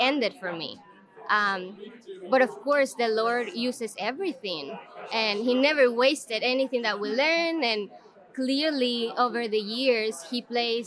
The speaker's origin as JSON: {"language": "English", "country": "El Salvador", "tie": "born or raised there", "moved": "as an adult", "lives_now": "United States", "said": "I'm from El Salvador. I'm currently working for ACBC, but I moved to the U.S. in 2019, so I've been my whole life in El Salvador"}